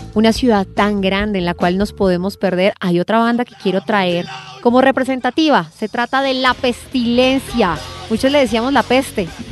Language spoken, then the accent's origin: Spanish; Bogotá, Colombia; soy cachaca de pura cepa